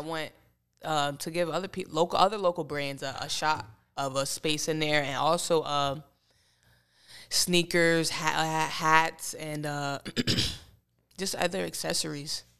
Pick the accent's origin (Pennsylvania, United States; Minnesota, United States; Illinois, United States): Pennsylvania, United States; Bethlehem; I grew up in Bethlehem